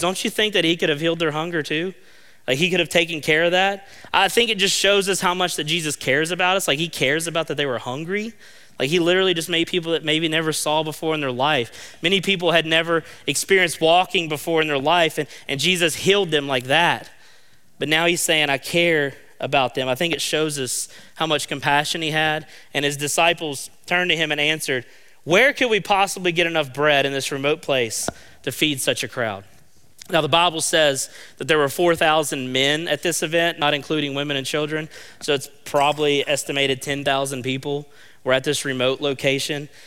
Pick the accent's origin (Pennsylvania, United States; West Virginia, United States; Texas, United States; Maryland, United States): West Virginia, United States; Fayette County; I'm from Fayette County